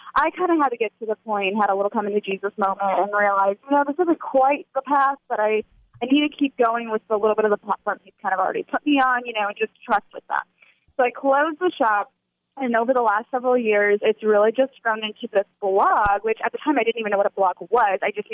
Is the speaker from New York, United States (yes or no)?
no; Indiana, United States; I'm sitting by the cornfields